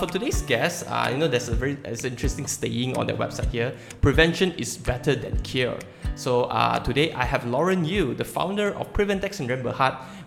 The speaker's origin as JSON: {"language": "English", "region": "Sabah", "country": "Malaysia", "moved": "yes", "lives_now": "Kuala Lumpur, Malaysia", "said": "I personally am not from KL, and I came all the way from Sabah, and my parents are still there."}